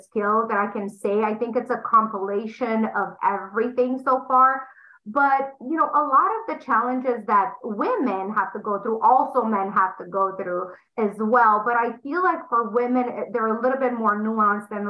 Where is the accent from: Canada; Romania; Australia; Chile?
Romania; English is a second language; moved away as an adult; now in United States; I'm sure they're going to pick up on the accent. I'm from Romania. I came to US when I was 20 years old